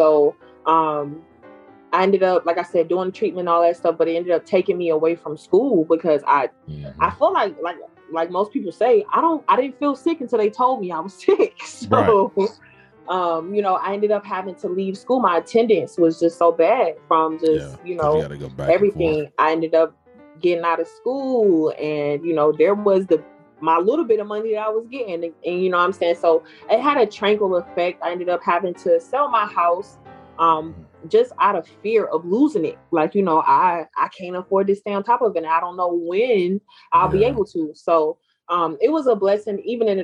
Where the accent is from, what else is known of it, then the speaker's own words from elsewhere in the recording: Detroit, Michigan, United States; moved away as an adult; now in Georgia, United States; I'm here in Georgia, and like we talked about, I'm from Detroit